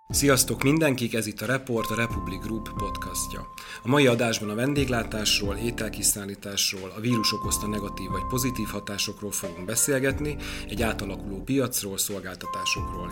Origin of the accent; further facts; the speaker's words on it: Debrecen, Hajdú-Bihar, Hungary; én debreceni vagyok, és az én nagynéném Debrecenben él